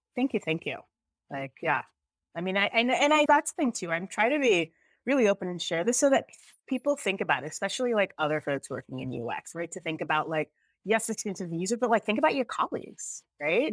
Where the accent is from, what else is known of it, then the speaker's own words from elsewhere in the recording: United States; also born or lived in Jamaica; I'm actually Jamaican, but I grew up here